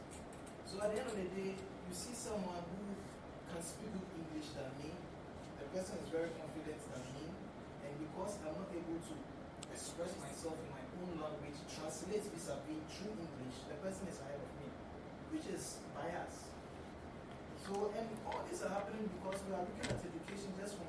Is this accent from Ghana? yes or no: yes; Ghana; English is a second language; I come from Ghana. I was born speaking my own dialect.